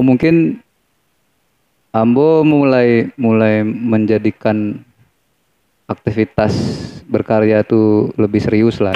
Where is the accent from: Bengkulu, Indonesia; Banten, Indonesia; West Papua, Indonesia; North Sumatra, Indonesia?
Bengkulu, Indonesia; also born or lived in Semarang, Central Java; Lahir di Jawa Tengah, di Semarang. Oh, orang Tapi Semarang. Dari kecil tuh udah ikut orang tua ke Bengkulu.